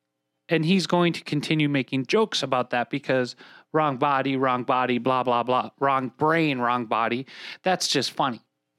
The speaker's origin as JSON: {"language": "English", "region": "Minnesota", "country": "United States", "said": "if my voice doesn't give me away, I'm from Minnesota."}